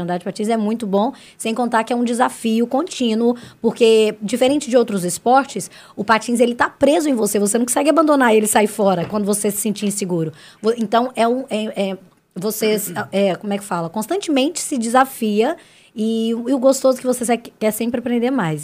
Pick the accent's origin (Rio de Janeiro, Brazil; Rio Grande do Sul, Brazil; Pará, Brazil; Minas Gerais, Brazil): Minas Gerais, Brazil; Santa Luzia; also born or lived in Belo Horizonte; nasci em BH e sempre morei na cidade de Santa Luzia. A vida inteira